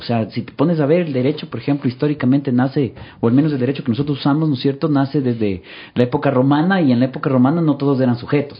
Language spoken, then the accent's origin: Spanish; Quito, Pichincha, Ecuador; yo soy quiteño eh, nacido, crecido, siempre acá, estudiado en Quito